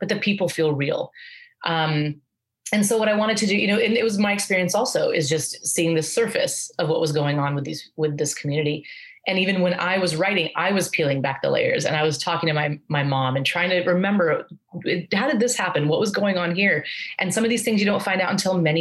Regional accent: Aurora, Colorado, United States; I grew up in Aurora, Colorado

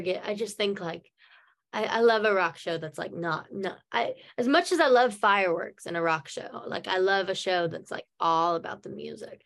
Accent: Norman, Oklahoma, United States; accent: American; my hometown norman

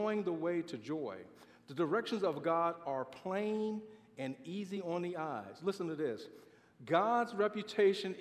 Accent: Baltimore, Maryland, United States; I grew up in Baltimore, Maryland

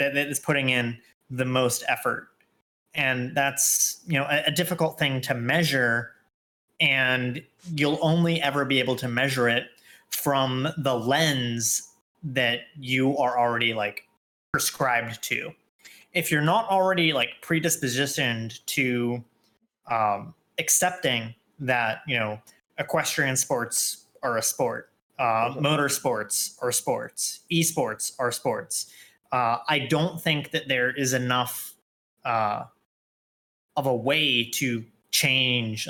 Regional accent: Texas, United States; I'm a Texan

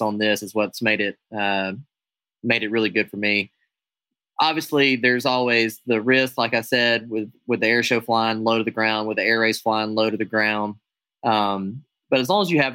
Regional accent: United States; I'm an American aerobatic air show pilot

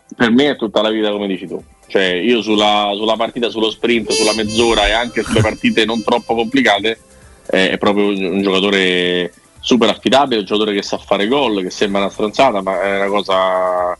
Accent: Rome, Lazio, Italy; io vengo da Roma

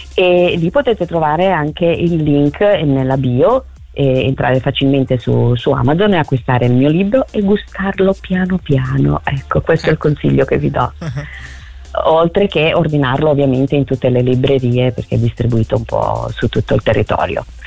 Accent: province of Palermo, Sicily, Italy; moved away as an adult; now in Lombardy, Italy; sono originaria de, della Sicilia, della okay. provincia di Palermo.

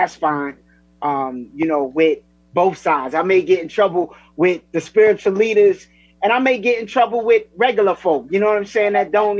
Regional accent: New York City, New York, United States; moved away as an adult; now in Miami, United States; I'm from New York City, grew up in New York, went to the military, got out the military, ended up here in Miami.

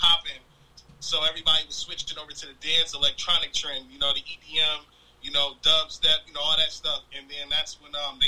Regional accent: Flint, Michigan, United States; moved away; also born or lived in Ypsilanti, Michigan / Ann Arbor, Michigan / Detroit, Michigan / Orlando, Florida; I'm originally from Flint, Michigan, but I also moved to Southeast Michigan. I lived in Ypsilanti

